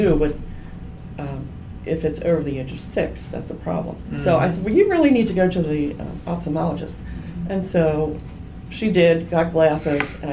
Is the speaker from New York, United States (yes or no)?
no; Harford County, Maryland, United States; I grew up here in Harford County, and so some of the moms I went to high school with at Edgewood